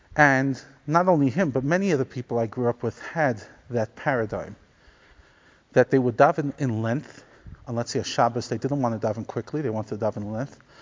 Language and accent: English; New York City, New York, United States; growing up in Crown Heights